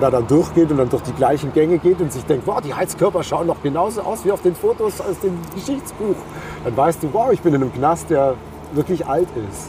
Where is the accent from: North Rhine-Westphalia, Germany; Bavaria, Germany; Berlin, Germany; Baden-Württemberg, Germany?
Bavaria, Germany; ich komme aus Bayern